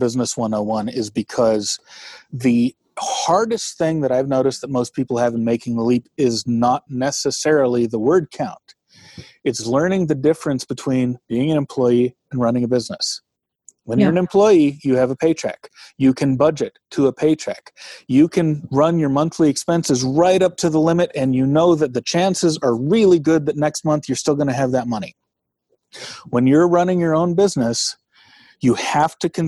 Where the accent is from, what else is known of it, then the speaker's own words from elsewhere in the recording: Bay Area, California, United States; moved away; I grew up in the Bay Area where big earthquakes happen